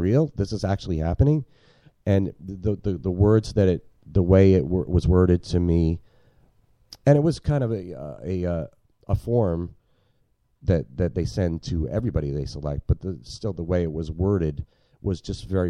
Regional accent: New Jersey, United States; moved away as an adult; I'm from New Jersey, man. New Jerseyans don't say y'all

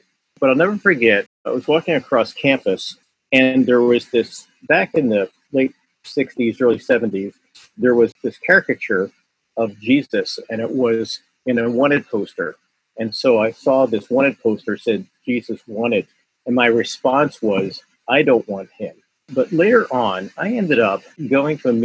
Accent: Philadelphia, Pennsylvania, United States; my background is that I grew up in South Philadelphia

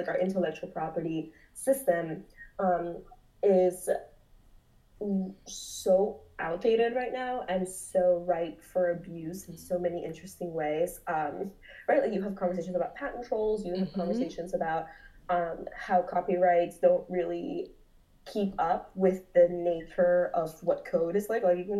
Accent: Peru; I'm from Peru. In Peru, you can go to Lima downtown

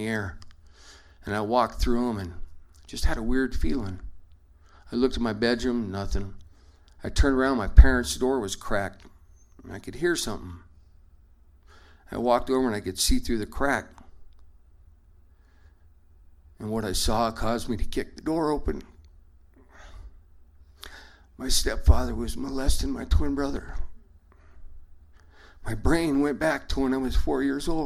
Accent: Durango, Colorado, United States; moved away; I was raised in Durango, and I left and came back

